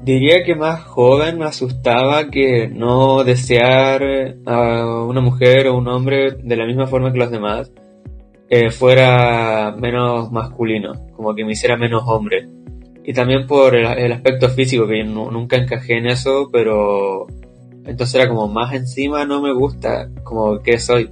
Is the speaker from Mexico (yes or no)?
no; Chile; soy de Chile, tengo 17